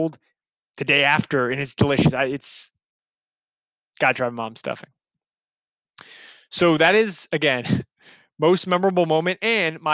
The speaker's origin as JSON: {"language": "English", "region": "Midwest", "country": "United States", "said": "I'm from the Midwest"}